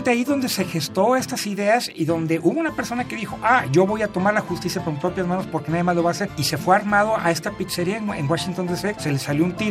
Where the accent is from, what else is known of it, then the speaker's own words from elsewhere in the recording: Mexico; yo creo que como mexicanos, también.